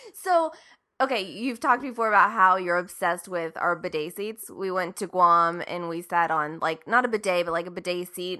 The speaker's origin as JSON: {"language": "English", "town": "Marietta", "region": "Ohio", "country": "United States", "tie": "born or raised there", "said": "my hometown of Marietta, Ohio"}